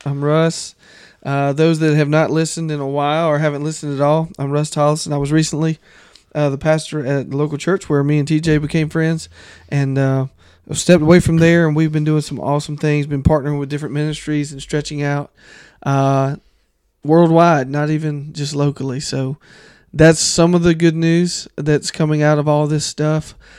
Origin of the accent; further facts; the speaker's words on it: the South, United States; growing up in the South